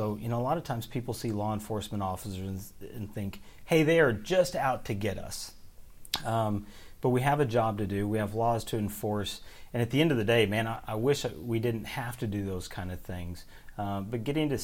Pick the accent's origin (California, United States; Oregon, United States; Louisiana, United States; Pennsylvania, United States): Oregon, United States; moved away as an adult; now in Kentucky, United States